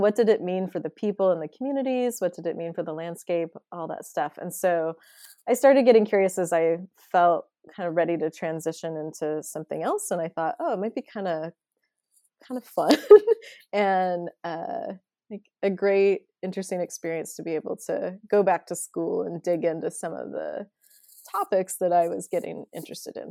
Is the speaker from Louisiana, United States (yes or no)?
no; McMinnville, Oregon, United States; moved away as an adult; also born or lived in Eugene, Oregon / New York City / Vancouver, Canada; born and raised in McMinnville, Oregon.